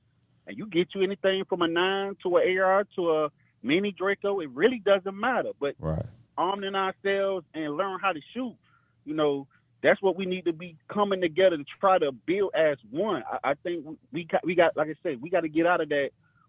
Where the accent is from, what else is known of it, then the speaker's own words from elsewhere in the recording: the South, United States; also born or lived in Dade County, Florida; I'm from the South.